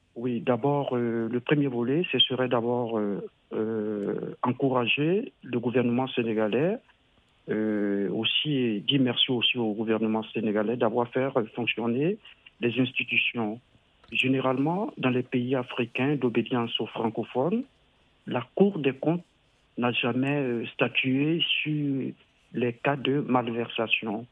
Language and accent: French; Côte d’Ivoire; moved away; J'étais en vacances dans mon pays d'origine, la Côte d'Ivoire